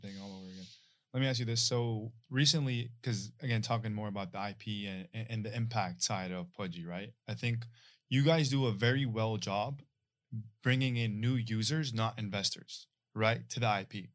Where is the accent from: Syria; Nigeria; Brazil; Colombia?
Syria; moved away; Yeah, I'm from Syria, it was middle of the war, bro, I came here